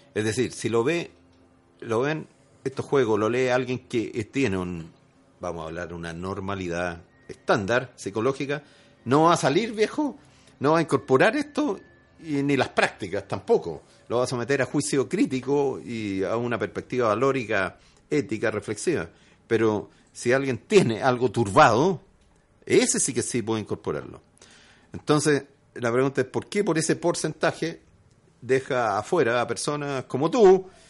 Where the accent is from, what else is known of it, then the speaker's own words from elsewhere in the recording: Chile; Y además chileno. Sí, porque yo nací en Chile.